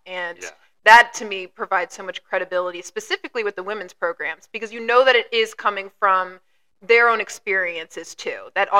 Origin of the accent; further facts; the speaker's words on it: Baltimore, Maryland, United States; moved away; Or like a box cutter happened down in Baltimore, at my hometown.